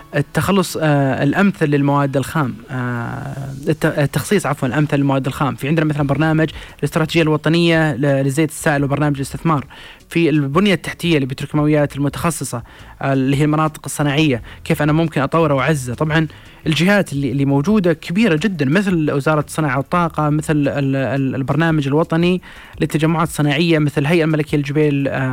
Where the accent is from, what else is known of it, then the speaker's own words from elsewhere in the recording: Saudi Arabia; لنا كسعوديين